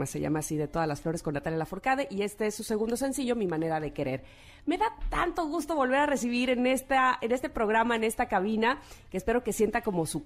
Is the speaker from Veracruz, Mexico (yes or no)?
yes; Veracruz, Mexico; Pues soy del puerto de Veracruz